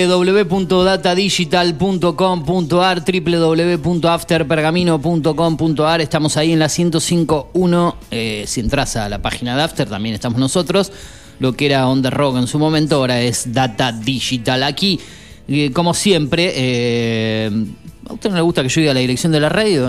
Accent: Argentina; uno está orgulloso del país en el, en el que vive, de ser argentino

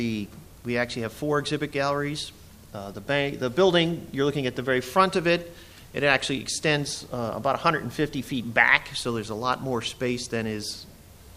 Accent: outside of Akron, Ohio, United States; now in Elmira, United States; I grew up outside of Akron, Ohio.

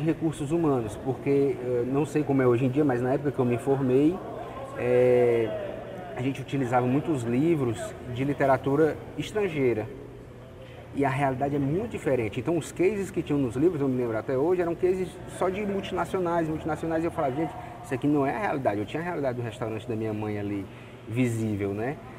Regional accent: Fortaleza, Ceará, Brazil; also born or lived in Anápolis, Goiás; a gente tinha seis anos, a gente mudou de Anápolis, Goiás para Fortaleza

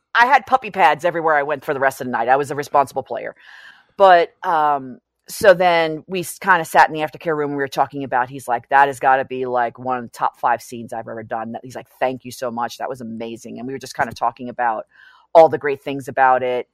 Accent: New York City, New York, United States; I grew up in New York City.

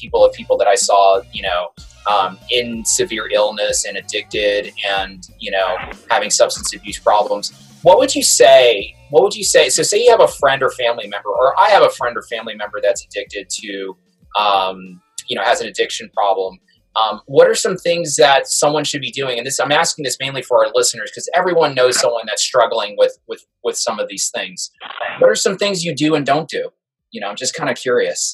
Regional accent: New York City, New York, United States; I grew up in Brooklyn, New York

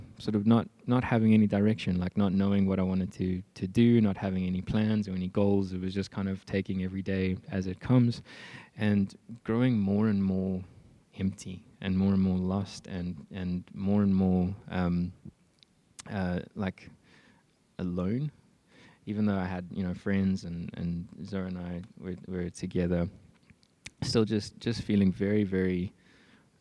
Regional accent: Johannesburg, Gauteng, South Africa; also born or lived in Mpumalanga; Then we moved from Johannesburg to Mpumalanga, and spent quite a few years there.

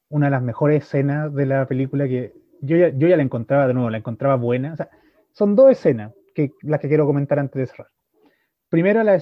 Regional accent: France; Yo soy francés

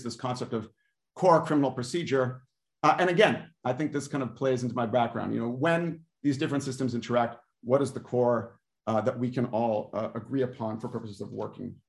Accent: United States; also born or lived in Cambridge; I was born in the United States and my parents were born in the United States.

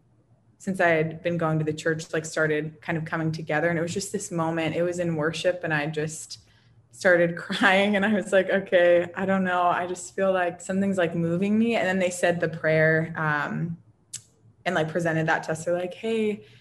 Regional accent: New Castle, Pennsylvania, United States; I am from Pennsylvania, a small little town called Newcastle. And I ended up growing up there for a period of time.

